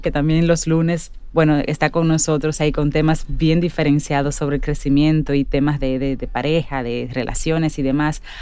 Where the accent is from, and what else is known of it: Dominican Republic